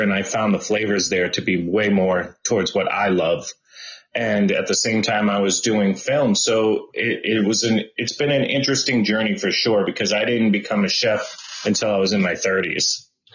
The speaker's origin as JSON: {"language": "English", "town": "Boston", "region": "Massachusetts", "country": "United States", "tie": "born or raised there", "also_born_or_lived": "Berkeley / Los Angeles", "moved": "as an adult", "said": "I am from Boston and I grew up in Boston."}